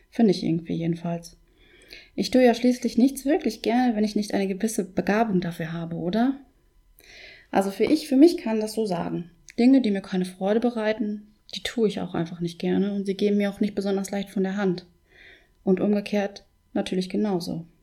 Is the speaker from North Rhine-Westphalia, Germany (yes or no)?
yes; North Rhine-Westphalia, Germany; Ich zum Beispiel wohne ja seit meiner Kindheit im Münsterland.